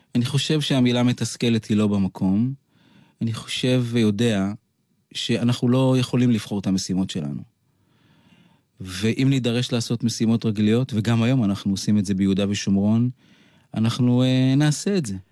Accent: Kiryat Yam, Haifa District, Israel; אני גדלתי בקריית ים את רוב אה, שנותיי, עד הגיוס

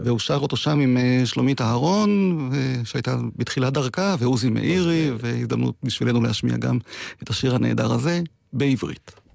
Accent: Degania Alef, Northern District, Israel; אני נולדתי וגדלתי בדגניה א'

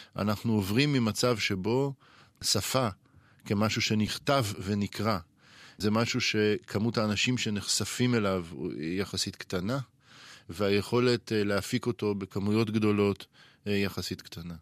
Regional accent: Israel; השפה שאנחנו כישראלים מדברים

